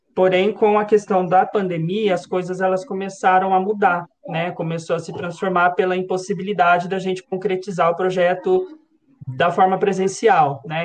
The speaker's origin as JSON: {"language": "Portuguese", "town": "São José dos Campos", "region": "São Paulo", "country": "Brazil", "said": "sou aqui de São José dos Campos"}